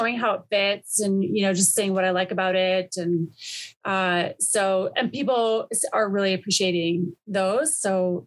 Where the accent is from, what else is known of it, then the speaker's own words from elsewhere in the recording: Ontario, Canada; moved away as an adult; also born or lived in Whistler, British Columbia; now in Squamish, Canada; I grew up in Ontario